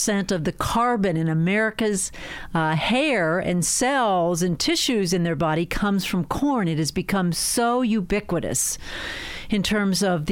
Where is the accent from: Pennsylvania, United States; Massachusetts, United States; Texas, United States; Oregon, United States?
Pennsylvania, United States; outside Pittsburgh; I came from dairy farmers outside Pittsburgh.